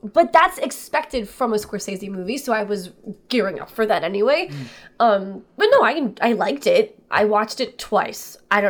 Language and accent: English; Boca Raton, Florida, United States; moved away as an adult; now in New York, United States; I grew up in Boca Raton, Florida, which is a predominantly Jewish town.